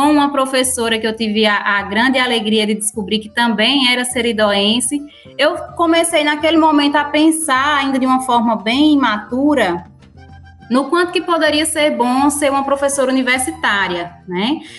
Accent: Currais Novos, Rio Grande do Norte, Brazil; also born or lived in Acari; Eu nasci em Acari, mas fui criada sempre no município de Currais Novos.

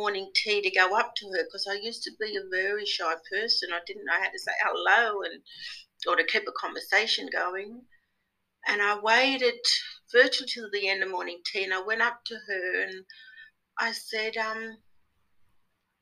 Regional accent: Edgeworth, New South Wales, Australia; also born or lived in Coonamble / Newcastle; my hometown, Edgeworth, where I lived.

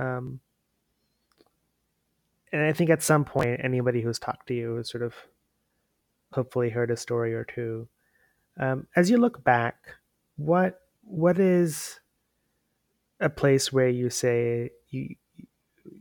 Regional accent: India; moved away; from my time growing up in India.

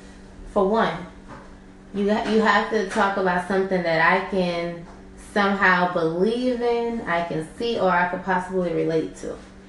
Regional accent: Kingstree, South Carolina, United States; But I was West Side till I died, even though I was from King Street, South Carolina.

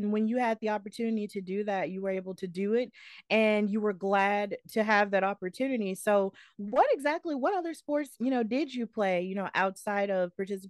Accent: Alabama, United States; I'm from Alabama

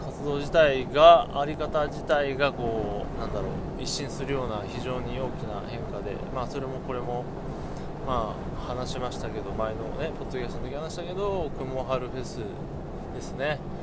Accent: Takasaki, Gunma, Japan; 地元高崎

